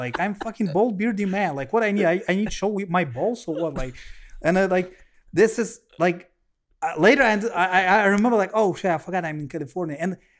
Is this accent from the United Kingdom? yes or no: no; Russia; let you know I'm from Russia, and you know Russia may be one of the most homophobic country.